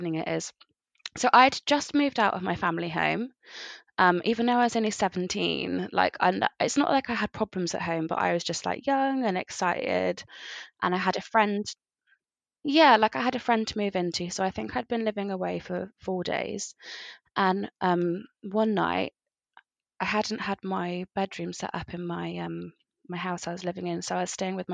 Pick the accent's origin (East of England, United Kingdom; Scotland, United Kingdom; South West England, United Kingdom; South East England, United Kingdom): South West England, United Kingdom; Somerset; now in Bristol, United Kingdom; I'm from Somerset. I currently live in Bristol.